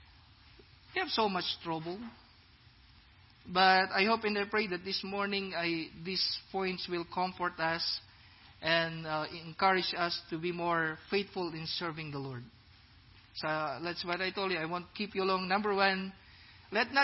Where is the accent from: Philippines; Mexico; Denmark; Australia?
Philippines; now in Iowa, United States; I'm black, I'm brown, I'm a Filipino